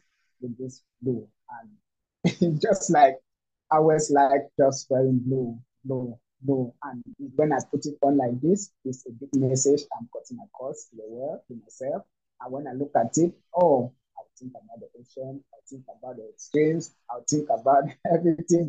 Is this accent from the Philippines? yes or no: no; Cameroon; also born or lived in Douala, Cameroon; I'm from Cameroon, and I live in the coastal city of Douala in Cameroon